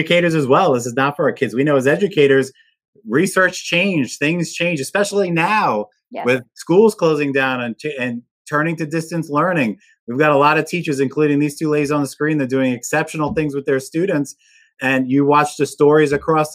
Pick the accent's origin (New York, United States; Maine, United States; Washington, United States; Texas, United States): New York, United States; I grew up in New York.